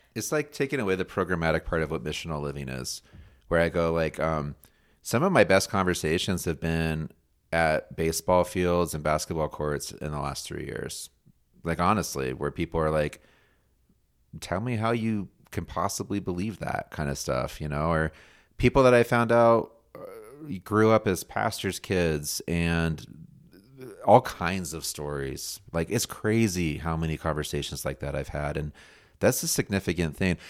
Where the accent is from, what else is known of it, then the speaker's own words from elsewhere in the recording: United States; I'm an American too